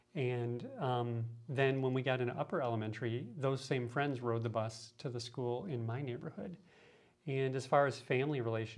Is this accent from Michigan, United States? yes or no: yes; Detroit, Michigan, United States; I grew up in Southwest Detroit.